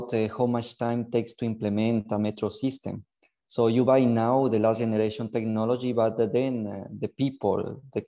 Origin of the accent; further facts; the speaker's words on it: Ecuador; moved away as an adult; now in Genoa, Italy; I'm from Ecuador. I was born and raised in Ecuador. I came here in Italy to do my university